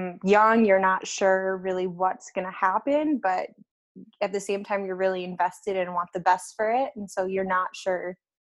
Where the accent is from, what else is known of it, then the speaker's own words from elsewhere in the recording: Minnesota, United States; moved away as an adult; now in Finland; I'm from Minnesota